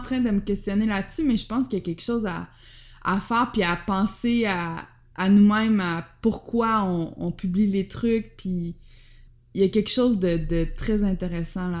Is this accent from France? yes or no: no; Quebec, Canada; moved away as an adult; also born or lived in Amsterdam, Netherlands; je pensais que j'allais jamais revenir au Québec